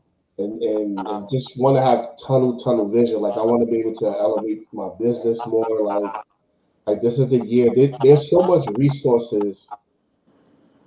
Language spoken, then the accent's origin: English; New York, United States; I'm from New York.